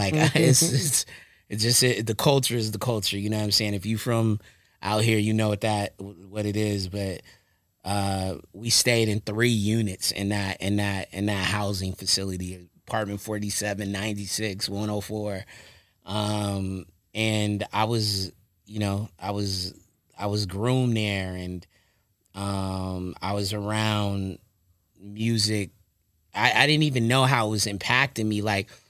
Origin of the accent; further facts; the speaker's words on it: Lewes, Delaware, United States; born there; so I was born in Lewis, Delaware, right?